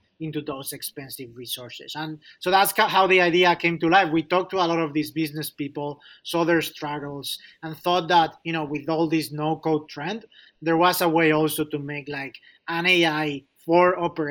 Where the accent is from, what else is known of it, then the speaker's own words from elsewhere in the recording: Spain; moved away as an adult; also born or lived in Chicago; now in United States; I'm originally from Spain